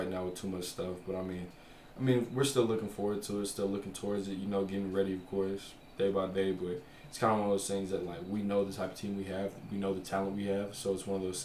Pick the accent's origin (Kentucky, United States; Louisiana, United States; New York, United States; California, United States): Louisiana, United States; also born or lived in Tulsa, Oklahoma; now in Provo, United States; growing up in Louisiana, they got so many different types of music there